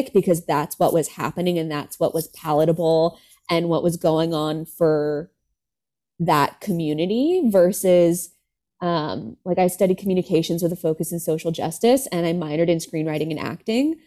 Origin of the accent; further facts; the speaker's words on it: California, United States; I grew up in California